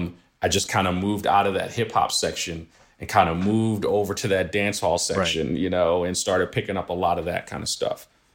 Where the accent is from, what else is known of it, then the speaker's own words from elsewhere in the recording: New York City, New York, United States; I grew up in Flatbush.